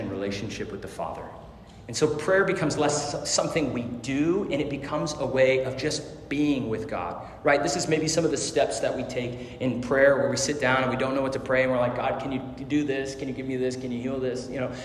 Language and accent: English; Arizona, United States; I grew up in Arizona, so this is like the north edge of Phoenix